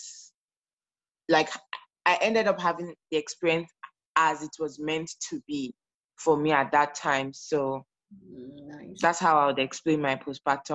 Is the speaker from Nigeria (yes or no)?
yes; Nigeria; moved away as an adult; now in Canada; I am a Nigerian immigrant currently living in Canada